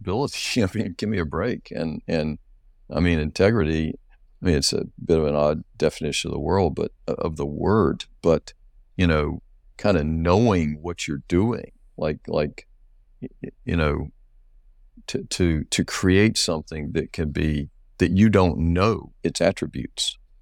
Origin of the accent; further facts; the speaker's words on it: North Carolina, United States; I grew up in North Carolina much of my life